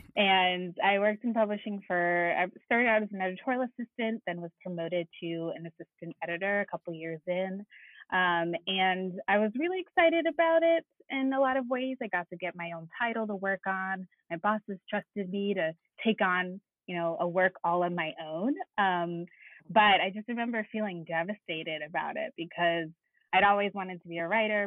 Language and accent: English; Connecticut, United States; I'm from Connecticut